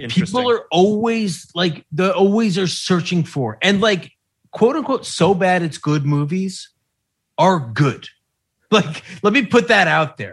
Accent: New York, United States; I'm from New York.

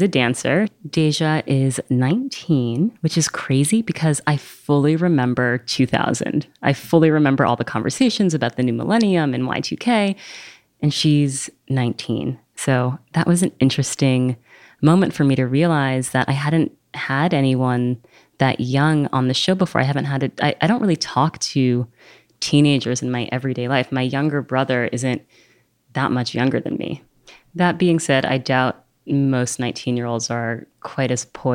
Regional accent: New York, United States; I grew up here in New York

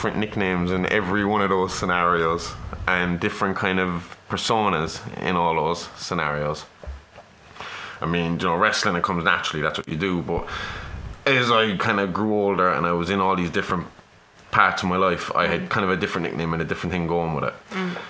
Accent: Ireland; brought up a Catholic because I'm Irish

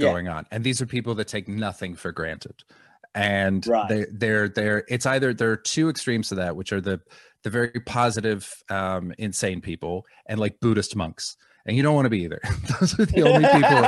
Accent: Vancouver, British Columbia, Canada; now in London, United Kingdom; I'm from Vancouver

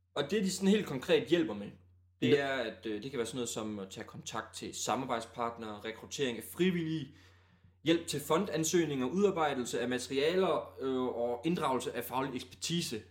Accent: Djursland, Central Denmark Region, Denmark; moved away as an adult; now in Aalborg, Denmark; Vi kommer trods alt kun fra Djursland

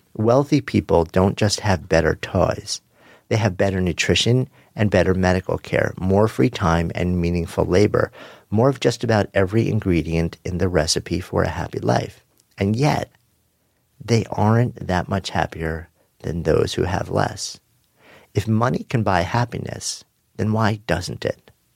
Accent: Long Island, New York, United States; Growing up on Long Island with its legendary East End surf beaches

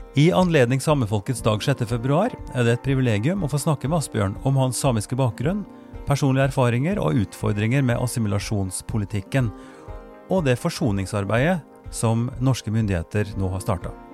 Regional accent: Trøndelag, Norway; now in Drammen, Norway; Jeg er fra Trøndelag

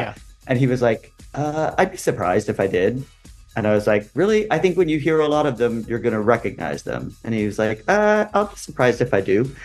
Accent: California, United States; moved away as an adult; also born or lived in Los Angeles; now in New York, United States; I, grew up in California and I lived in LA a couple different times in my life.

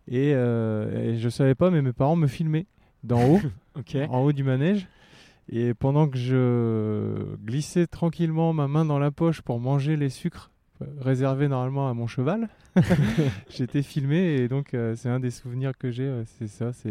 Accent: Boulogne-sur-Mer, Hauts-de-France, France; quand on vient de Boulogne-sur-Mer, c'est quelque chose qui, fait partie du, de l'environnement. Donc, euh, dès le plus jeune âge, j'ai été habitué.

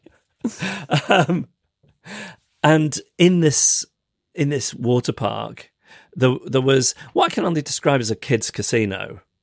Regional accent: United Kingdom; me as a British person

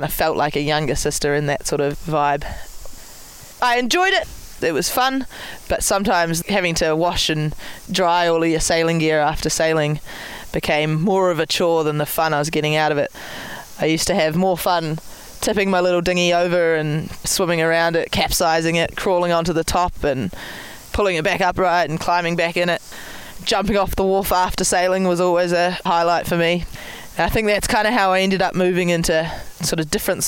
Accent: Marlborough Sounds, New Zealand; I grew up in the Marlborough Sound, so it's at the very top of the South Island of New Zealand

